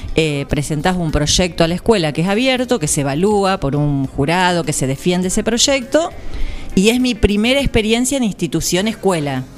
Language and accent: Spanish; General Pinto, Buenos Aires Province, Argentina; moved away as an adult; now in Nueve de Julio, Argentina; allá en Pinto nací, sigo teniendo toda mi familia, hice el jardín, la primaria, la secundaria